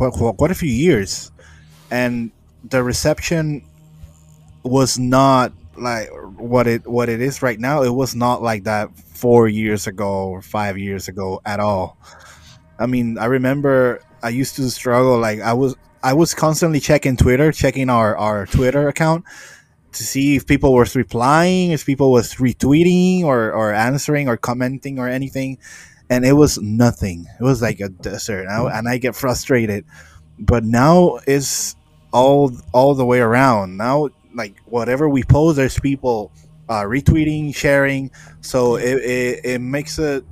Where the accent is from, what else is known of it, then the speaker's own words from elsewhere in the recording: Puerto Rico; I'm from Puerto Rico